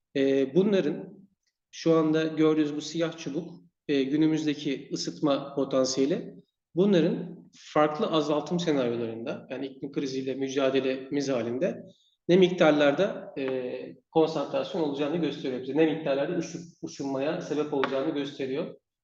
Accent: Turkey; now in Sweden

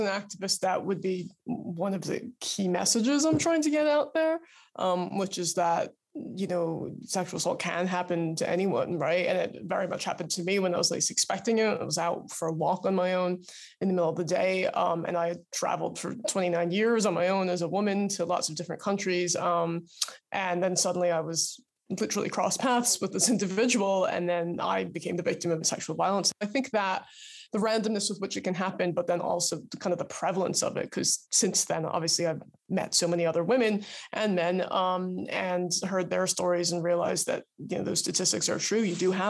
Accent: New York, United States; So I grew up outside of New York, and Los Angeles is where my parents now live

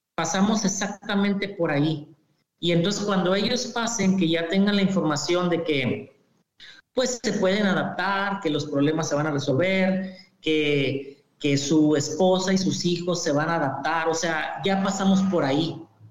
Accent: Torreón, Coahuila, Mexico; moved away as an adult; also born or lived in Ciudad Juárez / Tennessee / Michigan; yo soy originario del norte de México, de Torreón, Coahuila específicamente

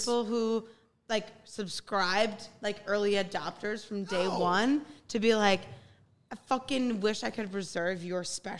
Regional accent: Melrose, Minnesota, United States; Melrose, Minnesota.

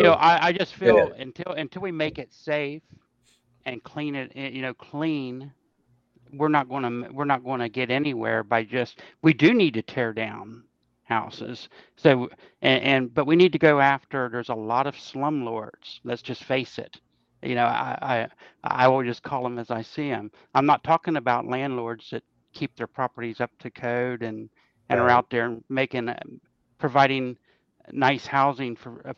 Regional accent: Parkersburg, West Virginia, United States; also born or lived in Laurel Creek, Wood County; I lived on Ellis Avenue, up behind Dirt Dog House

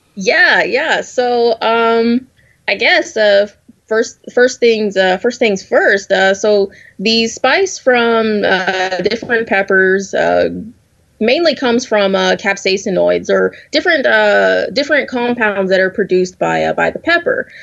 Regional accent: the South, United States; I'm I'm from the South, born and raised

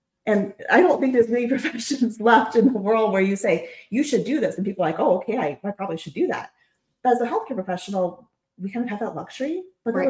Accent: Nebraska, United States; I'm from Nebraska

